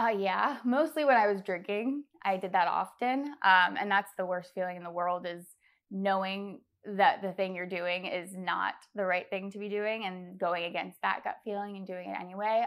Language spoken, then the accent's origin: English; Fairfax, Virginia, United States; I was born in Virginia, Fairfax, Virginia